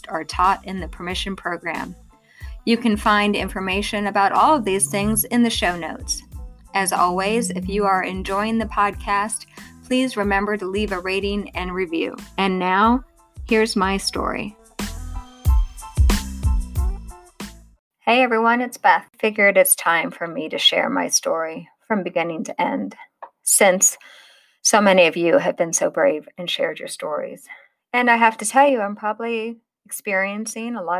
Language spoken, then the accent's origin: English; Illinois, United States; also born or lived in Long Island, New York / Maine; In 1977, 5 years after living in Maine, we moved to Illinois